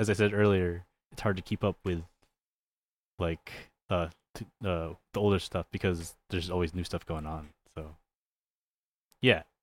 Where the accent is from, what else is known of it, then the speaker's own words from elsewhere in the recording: California, United States; I'm from Cal, I'm from California